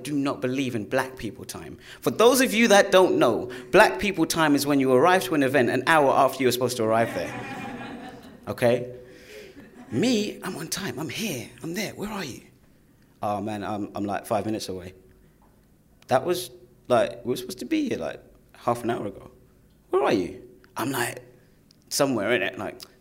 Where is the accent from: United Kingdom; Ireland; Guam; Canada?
United Kingdom; London; I was your stereotypical young black kid growing up in East London.